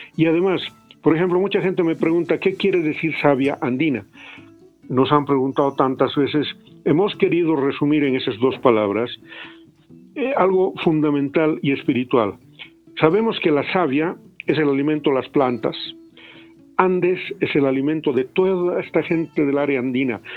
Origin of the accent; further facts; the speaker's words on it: Potosí, Bolivia; Habiendo nacido ahí